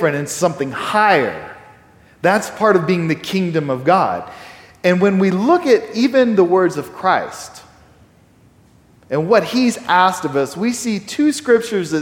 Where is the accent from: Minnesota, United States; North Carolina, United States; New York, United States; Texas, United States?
Texas, United States; I'm a Texan. I'm pretty proud of the fact that I'm a Texan. It's kind of my nationality